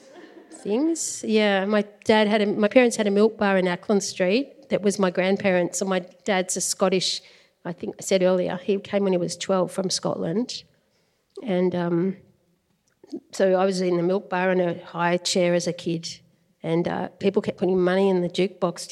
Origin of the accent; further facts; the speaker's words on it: Melbourne, Victoria, Australia; I grew up, I was born in Melbourne